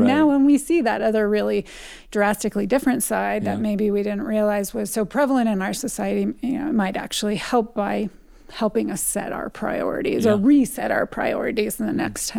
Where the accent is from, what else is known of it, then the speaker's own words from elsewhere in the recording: California, United States; I come from a family, I'm from California, but my dad is a huge hunter.